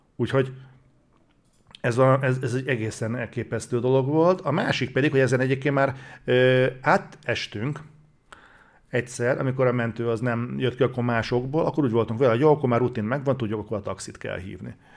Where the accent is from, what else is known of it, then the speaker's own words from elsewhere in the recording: Hungary; magyarok vagyunk